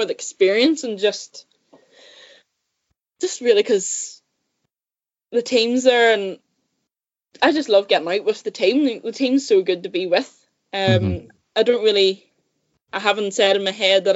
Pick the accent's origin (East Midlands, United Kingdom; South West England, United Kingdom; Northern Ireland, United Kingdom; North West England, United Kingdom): Northern Ireland, United Kingdom; Saintfield; I grew up in Sainfield, about half an hour from Belfast. In County Down.